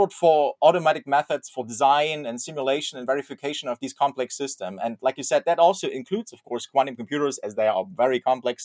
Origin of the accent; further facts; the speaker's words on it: Dresden, Saxony, Germany; my hometown, Dresden, where I'm actually recording from right now